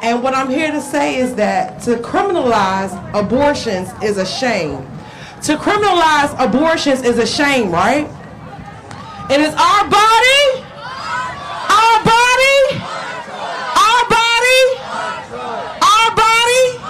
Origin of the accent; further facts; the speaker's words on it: Prince George's County, Maryland, United States; also born or lived in Washington, District of Columbia, United States; I was born in D.C., but I was raised in Prince George's County, Maryland